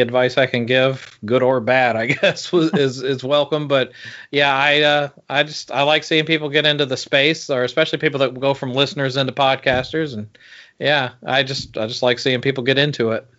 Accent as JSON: {"language": "English", "region": "Georgia", "country": "United States", "tie": "born or raised there", "said": "when we were growing up in Georgia"}